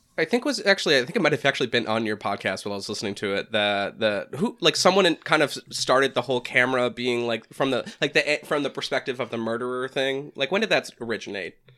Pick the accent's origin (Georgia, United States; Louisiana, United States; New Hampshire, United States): New Hampshire, United States; I'm from the Boston area, which I don't know if anyone can ever get that a, a taste of that accent. I'm like I'm north of it in New Hampshire